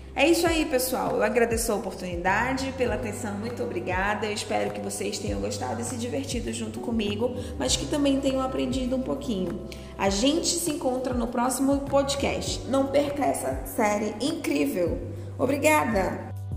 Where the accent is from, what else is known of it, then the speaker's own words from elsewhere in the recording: Manaus, Amazonas, Brazil; Sou manauara, amazona, índia, filhos de pais ribeirinhos e de família manacapuruense